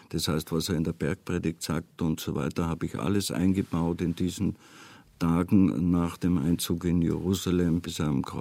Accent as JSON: {"language": "German", "region": "Tyrol", "country": "Austria", "tie": "born or raised there", "said": "Ich habe ja schon als Kind die Passionsspiele gesehen als Tiroler Kind."}